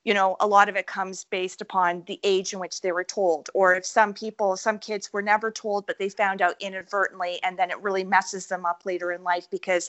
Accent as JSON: {"language": "English", "region": "Scotland", "country": "United Kingdom", "said": "I'm Scottish too."}